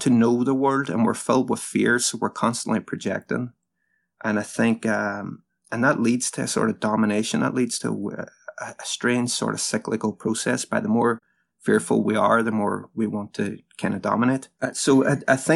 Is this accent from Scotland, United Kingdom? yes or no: no; Derry, Northern Ireland, United Kingdom; the city that I'm in now, my hometown, Derry